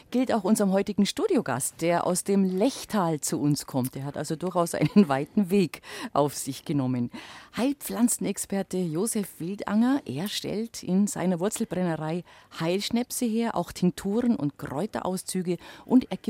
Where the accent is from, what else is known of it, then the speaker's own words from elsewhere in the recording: Bavaria, Germany; da tue ich mich da als Allgäuerin natürlich leicht